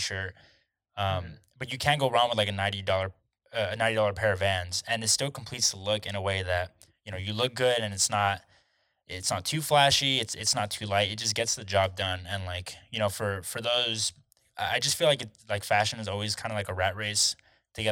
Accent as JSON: {"language": "English", "region": "Texas", "country": "United States", "tie": "born or raised there", "said": "growing up in Texas"}